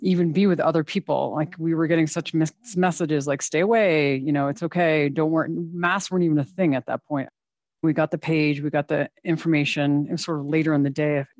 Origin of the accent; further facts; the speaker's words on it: Vermont, United States; now in Teton County, United States; I'm originally from Vermont, and I did not ski when I moved here.